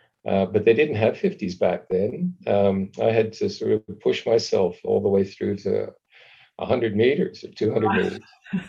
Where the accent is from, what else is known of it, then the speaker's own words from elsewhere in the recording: Calgary, Alberta, Canada; I lived in Calgary in a relatively new housing development.